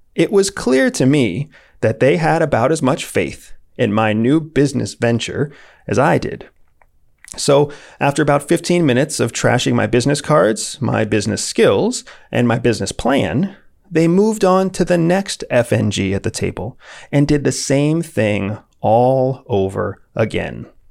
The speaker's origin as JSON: {"language": "English", "town": "St. Petersburg", "region": "Florida", "country": "United States", "tie": "born or raised there", "said": "my hometown of Saint Petersburg, Florida."}